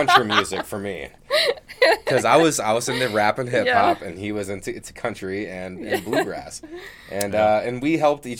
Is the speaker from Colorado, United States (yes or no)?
yes; Denver, Colorado, United States; Yeah, I grew up in Denver.